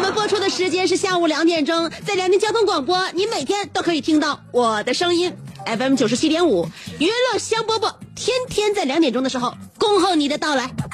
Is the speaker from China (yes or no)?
yes; Northeast China, China; 我们东北